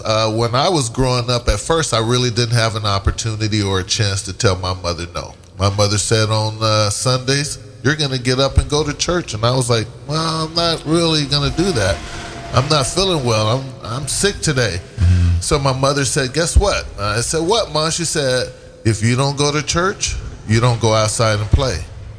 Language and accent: English; San Diego, California, United States; San Diego. I come from San Diego.